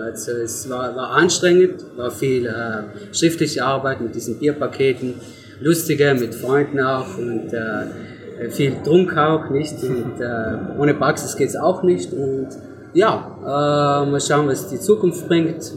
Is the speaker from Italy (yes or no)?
yes; near Merano, South Tyrol, Trentino-Alto Adige, Italy; ich komme aus Luftor, das liegt bei Maran, also auch ein schönes Südtor, Italien.